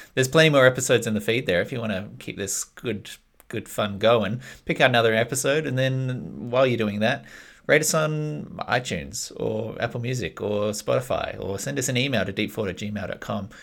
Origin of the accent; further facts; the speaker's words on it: Australia; moved away as an adult; now in New Zealand; I'm Australian